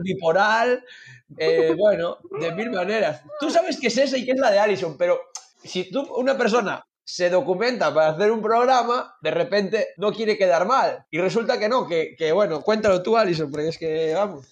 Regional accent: Galicia, Spain; aquí en Galicia

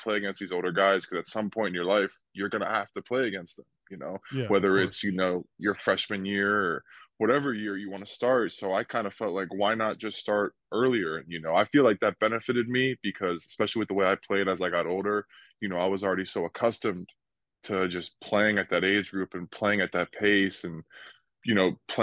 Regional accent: New Jersey, United States; moved away; also born or lived in Fort Myers, Florida; I grew up in New Jersey

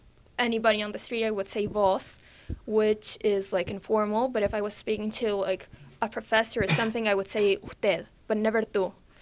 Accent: California, United States; also born or lived in Texas; now in Buenos Aires, Argentina; I live in Buenos Aires, Argentina, but I grew up in Texas and California.

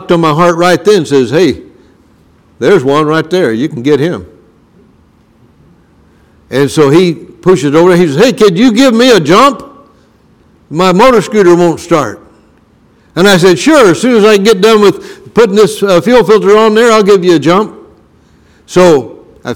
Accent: Brunswick, Missouri, United States; When I was growing up in Brunswick, Missouri

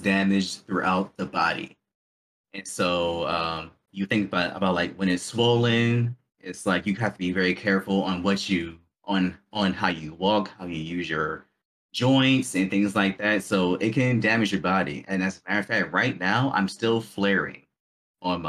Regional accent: Baltimore, Maryland, United States; also born or lived in Korea; My hometown is Baltimore, Maryland

